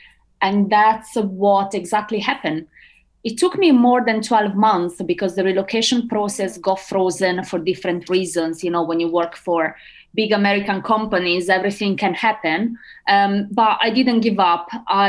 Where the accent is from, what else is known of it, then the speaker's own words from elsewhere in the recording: Milan, Lombardy, Italy; English is a second language; moved away as an adult; also born or lived in Bracknell; now in United Kingdom; Despite I come from Milan, there's still a big city